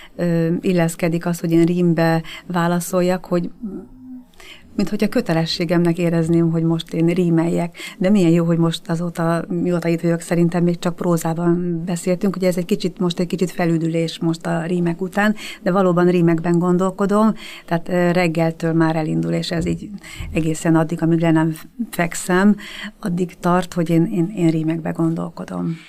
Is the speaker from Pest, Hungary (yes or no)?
yes; Budakeszi, Pest, Hungary; moved away as an adult; also born or lived in Terézváros, Budapest; now in Budapest, Hungary; Budakeszi nőttem fel